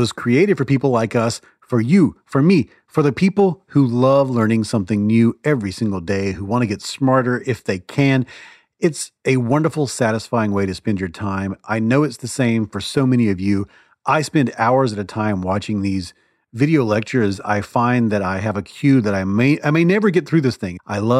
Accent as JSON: {"language": "English", "region": "the South", "country": "United States", "tie": "born or raised there", "said": "I grew up in the South"}